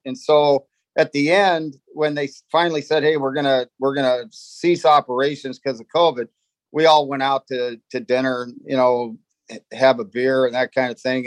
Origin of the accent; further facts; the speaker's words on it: Los Angeles, California, United States; we grew up in the San Fernando Valley in, in Southern California